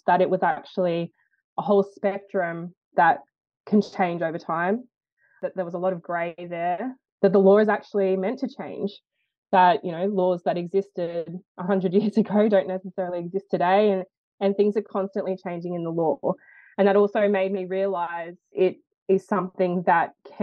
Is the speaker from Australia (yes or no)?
yes; Lithgow, New South Wales, Australia; I grew up in Lithgow, New South Wales, but I'm a proud Wiradjuri and Pacifica Fijian woman